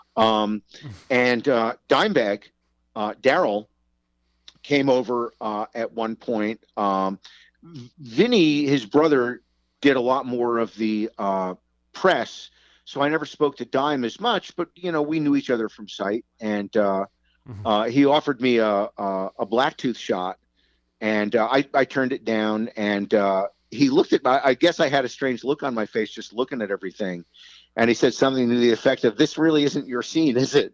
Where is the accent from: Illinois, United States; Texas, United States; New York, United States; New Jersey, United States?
New Jersey, United States; Englishtown; also born or lived in Newark, New Jersey; I was born in Newark, New Jersey, but we moved when I was about one to Englishtown, New Jersey